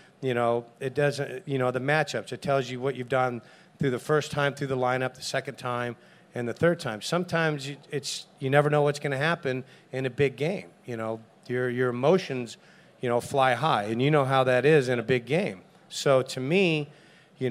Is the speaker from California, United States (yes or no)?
yes; San Diego, California, United States; I'm in my hometown